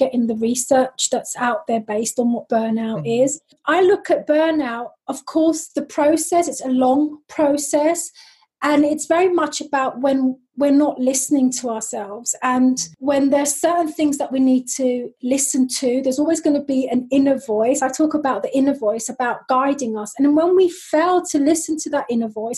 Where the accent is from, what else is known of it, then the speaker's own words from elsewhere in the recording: London, United Kingdom; accent: London; moved away as an adult; now in Switzerland; I am originally from London, as you can probably tell from my lovely London accent, and I am now based in lovely Switzerland